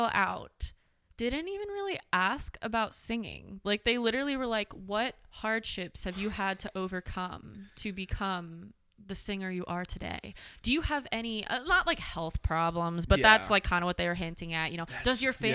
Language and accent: English; Douglasville, Pennsylvania, United States; I'm from Douglasville. We call it Douglas Tucky. I graduated from Boyertown.